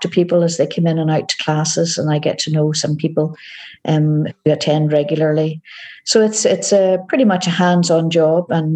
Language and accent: English; Northern Ireland, United Kingdom; moved away as an adult; also born or lived in Scotland; now in Glasgow, United Kingdom; As you can tell from my accent, I am originally from Northern Ireland, but I've been living in Scotland now for 18 years.